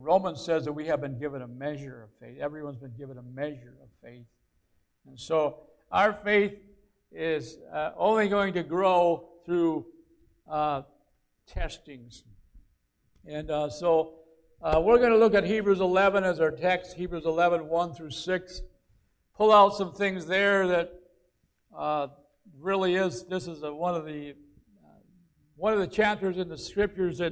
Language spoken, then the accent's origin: English; Aiken, South Carolina, United States; a place in Aiken, my hometown